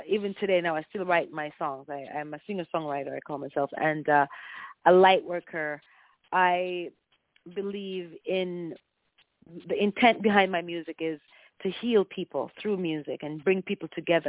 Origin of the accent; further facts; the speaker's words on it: Clarendon, Jamaica; I'm originally from Jamaica. I was born and raised in the parish of Clarendon, and I was raised by my grandparents